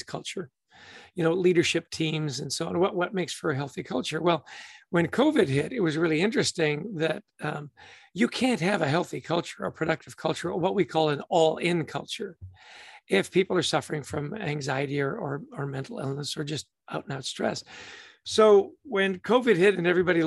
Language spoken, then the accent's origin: English; Canada; I grew up in Canada